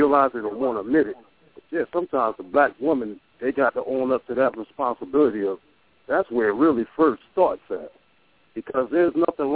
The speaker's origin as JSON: {"language": "English", "town": "Trenton", "region": "New Jersey", "country": "United States", "said": "I'm actually from Trenton, New Jersey."}